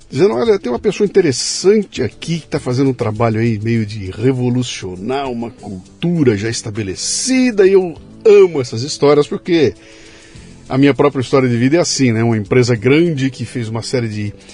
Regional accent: Bauru, São Paulo, Brazil; eu sou de Bauru.

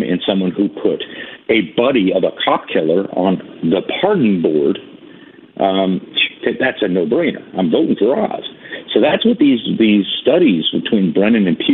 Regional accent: New York, United States; I'm a city boy. I'm a New Yorker

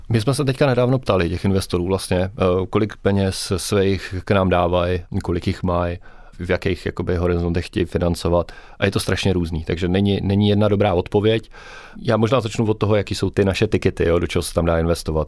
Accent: Brno, South Moravian Region, Czechia; Já jsem tak jako Brňák srdcář

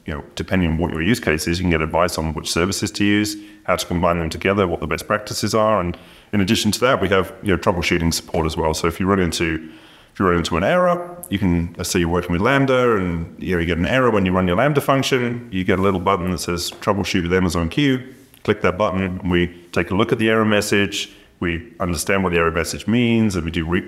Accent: United Kingdom; As a Brit

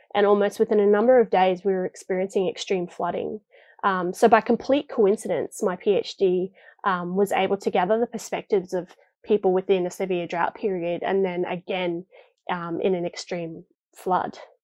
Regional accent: Townsville, Queensland, Australia; I'm from Townsville myself

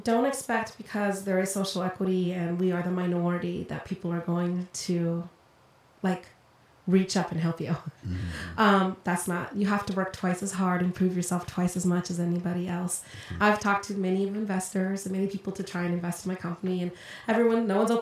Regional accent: Colorado, United States; moved away as an adult; also born or lived in Los Angeles, California; now in California, United States; I was actually born in Los Angeles, so I'm a California native, but I grew up in Colorado

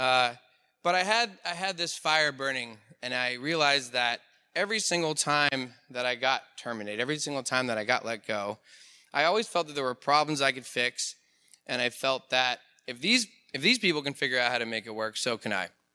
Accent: Pittsburgh, Pennsylvania, United States; I'm an entrepreneur from Pittsburgh, Pennsylvania

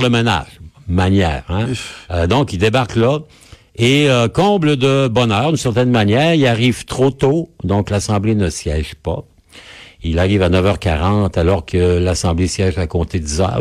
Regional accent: Quebec City, Quebec, Canada; chez nous à Québec, au Québec, au Canada

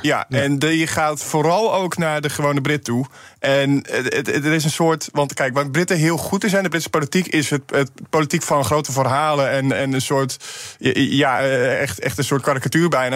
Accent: Urk, Flevoland, Netherlands; bij mij in de gemeenschap, ik kom van Urk

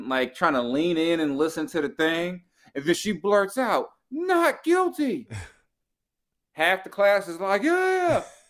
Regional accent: Los Angeles, California, United States; moved away; I was born in South Central too. I used to live not too far from Crenshaw and Slauson and all that.

